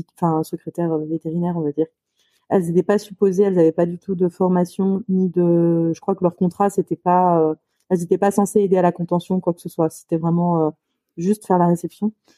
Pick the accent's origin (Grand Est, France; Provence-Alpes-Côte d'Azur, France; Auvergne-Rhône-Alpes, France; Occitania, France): Auvergne-Rhône-Alpes, France; Lyon; je suis lyonnaise, du coup, je suis, je née à Lyon